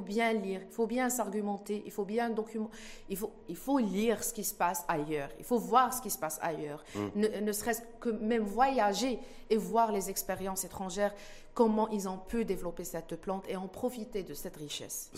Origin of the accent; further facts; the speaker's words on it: Morocco; On est tous des Marocains